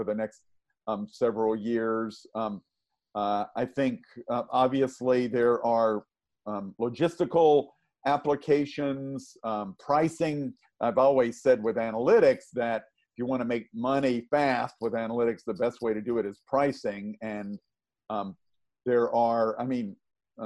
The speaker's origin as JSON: {"language": "English", "region": "the South", "country": "United States", "tie": "born or raised there", "said": "I grew up in the South"}